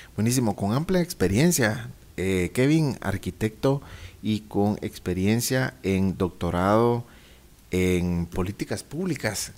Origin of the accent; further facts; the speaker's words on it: Guatemala; saliendo adelante como lo hemos hecho como guatemaltecos